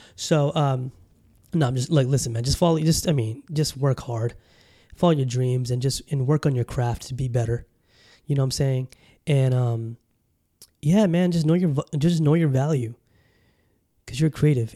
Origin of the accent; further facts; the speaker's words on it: Southern California, United States; moved away; also born or lived in Bangladesh; growing up in California, you know, in Southern Cali